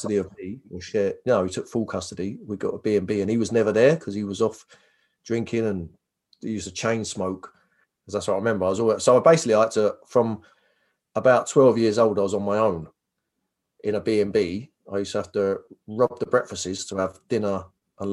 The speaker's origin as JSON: {"language": "English", "town": "Northolt", "region": "London", "country": "United Kingdom", "tie": "born or raised there", "also_born_or_lived": "Hammersmith / Chiswick", "said": "I was born in Hammersmith, Queen Charlotte's. I think I was as a baby was in Chiswick, then moved to Norfolk, Middlesex"}